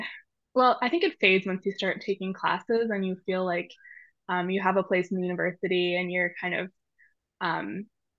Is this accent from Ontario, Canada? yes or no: no; Montreal, Quebec, Canada; moved away as an adult; growing up in Canada